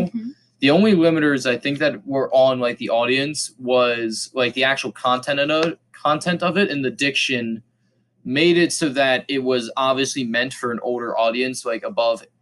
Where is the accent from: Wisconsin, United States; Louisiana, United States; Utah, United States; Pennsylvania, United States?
Pennsylvania, United States; we're from Pennsylvania, not California